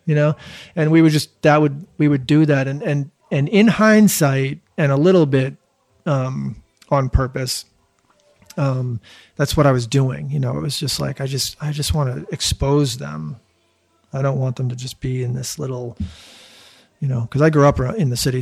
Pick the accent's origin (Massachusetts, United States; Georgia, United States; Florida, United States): Massachusetts, United States; Newton; I grew up in Newton.